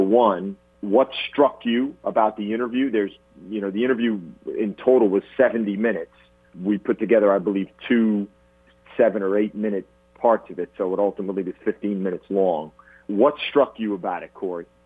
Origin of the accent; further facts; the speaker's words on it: New Jersey, United States; moved away as an adult; growing up in New Jersey